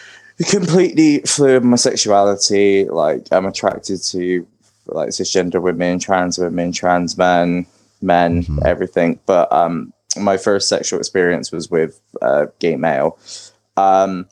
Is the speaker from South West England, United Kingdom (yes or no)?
yes; Bristol, South West England, United Kingdom; now in Birmingham, United Kingdom; originally I'm from Bristol in the UK, which is like down in the West Country.